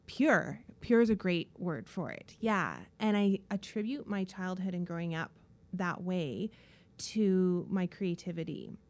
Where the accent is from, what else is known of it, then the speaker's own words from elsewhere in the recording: Dawson Creek, British Columbia, Canada; also born or lived in Kelowna, British Columbia; now in Vancouver, Canada; I grew up in the small town of Dawson Creek in northern B C